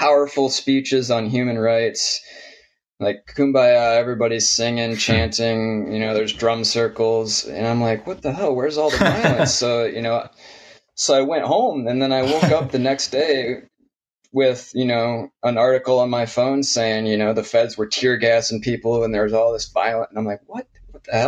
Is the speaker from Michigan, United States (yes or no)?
yes; Michigan near Detroit, United States; now in Portland, United States; I grew up in Michigan near Detroit